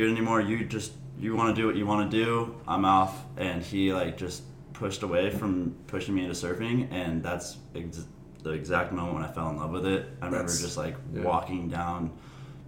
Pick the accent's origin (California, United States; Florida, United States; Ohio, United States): California, United States; San Diego; I grew up in La Jolla